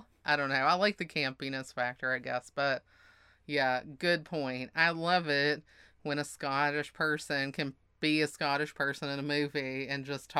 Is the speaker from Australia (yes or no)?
no; the South, United States; I don't think you can just look at me and know I'm from the South.